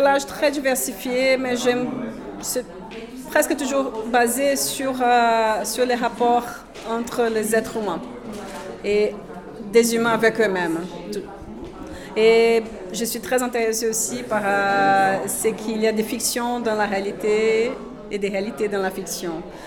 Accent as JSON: {"language": "French", "country": "Brazil", "second_language": "French", "moved": "as an adult", "lives_now": "Brussels, Belgium", "said": "je suis brésilienne. Pardon déjà pour euh, l'accent"}